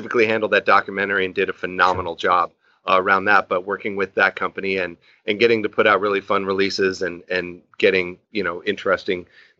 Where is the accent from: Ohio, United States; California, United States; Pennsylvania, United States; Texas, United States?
California, United States; Newbury Park; also born or lived in Hollywood, California / Flagstaff, Arizona; I'm born and raised in Southern California, born in Hollywood. I grew up in Newbury Park, California, up in Ventura County